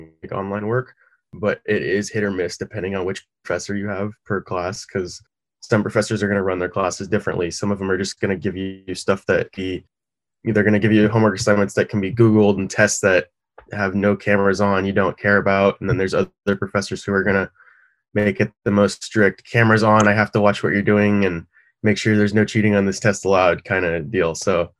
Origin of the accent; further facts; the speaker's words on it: Corona, California, United States; I went to Corona High School